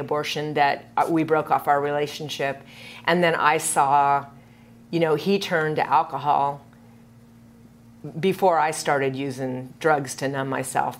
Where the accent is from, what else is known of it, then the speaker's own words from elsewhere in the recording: Kansas, United States; moved away as an adult; also born or lived in Seattle; I grew up in Kansas